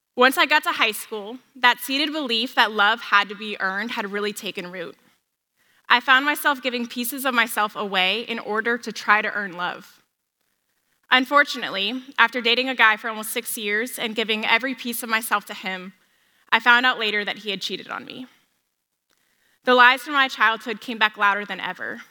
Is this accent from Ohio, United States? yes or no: no; San Diego, California, United States; I grew up in San Diego